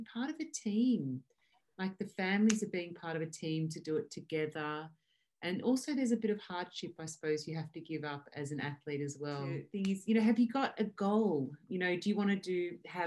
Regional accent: Australia; when I grew up in Australia

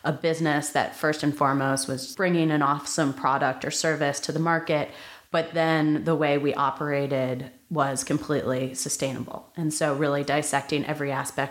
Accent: New Jersey, United States; moved away as an adult; also born or lived in Nashville, Tennessee / Baltimore, Maryland; now in San Francisco, United States; we eventually landed in New Jersey when I was 7. And so that's where I spent the majority of my childhood

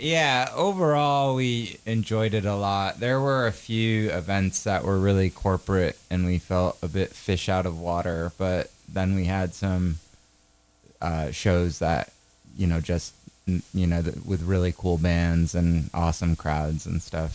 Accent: Maine, United States; We're from Maine

